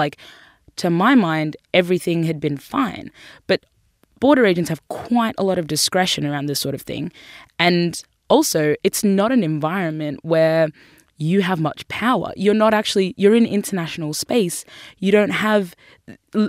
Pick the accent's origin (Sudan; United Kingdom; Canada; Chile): Sudan; now in Australia; I was born in Sudan